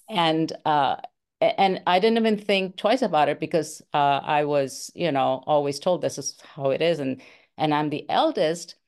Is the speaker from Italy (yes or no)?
no; India; moved away; I'm from India